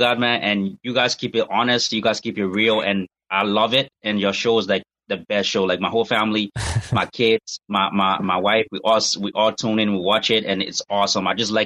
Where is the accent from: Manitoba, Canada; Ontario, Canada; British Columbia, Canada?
Manitoba, Canada; Winnipeg; I'm originally from Winnipeg